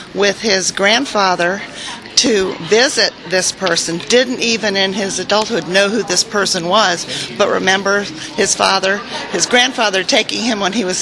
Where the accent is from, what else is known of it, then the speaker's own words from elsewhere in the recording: Detroit, Michigan, United States; I'm from Detroit, Michigan. I'm doing my research in Detroit, Michigan.